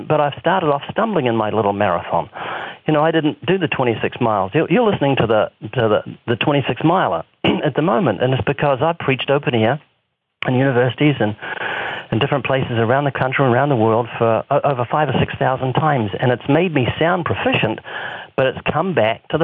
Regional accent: New Zealand; moved away; 7,000 miles away, my home country in New Zealand

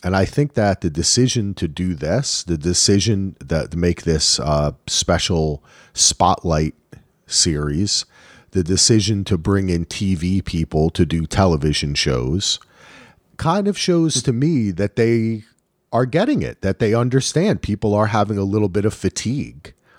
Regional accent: Northern New Jersey, United States; I grew up in Northern New Jersey

